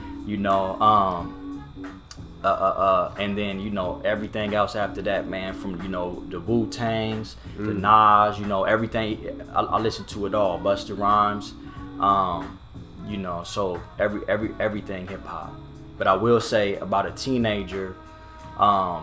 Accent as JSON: {"language": "English", "town": "Orange", "region": "California", "country": "United States", "tie": "born or raised there", "said": "the neighborhood that I grew up in was in Orange. It's a barrio"}